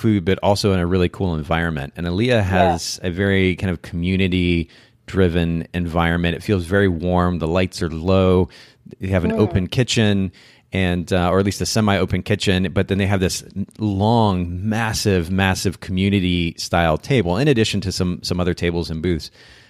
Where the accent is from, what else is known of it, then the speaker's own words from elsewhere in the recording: Japan; now in Chattanooga, United States; I grew up in Japan